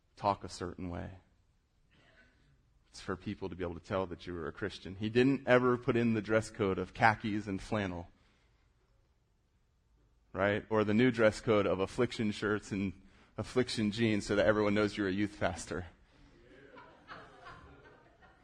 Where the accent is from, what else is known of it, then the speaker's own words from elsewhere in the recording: South Florida, United States; moved away; I grew up surfing in South Florida. I moved here.